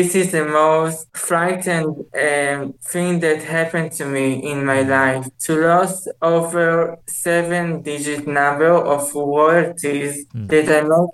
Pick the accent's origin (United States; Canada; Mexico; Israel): Israel; in Israel, people don't want me here because I am so much different from them.